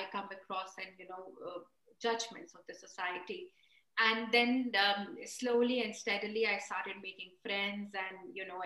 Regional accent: India; moved away as an adult; now in United Kingdom; I was born and raised in India

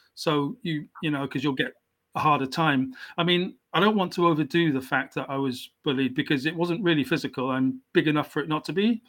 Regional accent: South Wales, United Kingdom; also born or lived in South West England; I wasn't actually born in into South Wales. I was born in the in the southwest of England. Mm-hmm. Um, so I'm English.

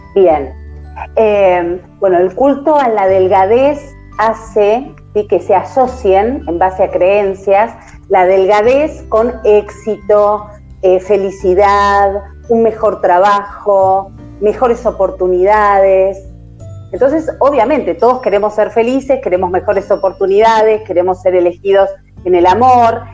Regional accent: Argentina; soy argentina, estamos transmitiendo desde Argentina

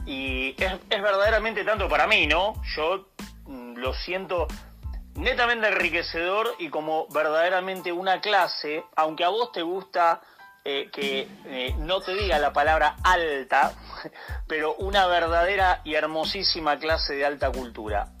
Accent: Argentina; como argentino

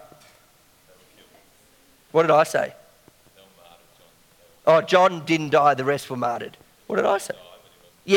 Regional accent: Belgrave, Victoria, Australia; I grew up in Belgrave

